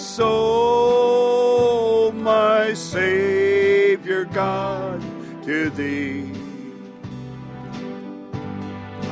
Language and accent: English; Dillingham, Alaska, United States; I'm originally from Dillingham.